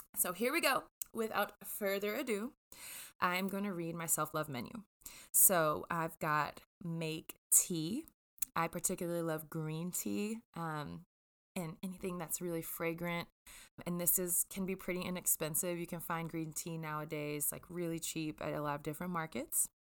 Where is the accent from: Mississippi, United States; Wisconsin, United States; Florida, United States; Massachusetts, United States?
Mississippi, United States; Jackson; I grew up in Jackson, Mississippi